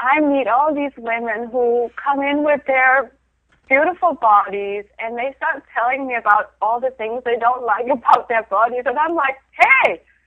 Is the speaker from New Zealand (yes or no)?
no; Denmark; moved away; I grew up in Denmark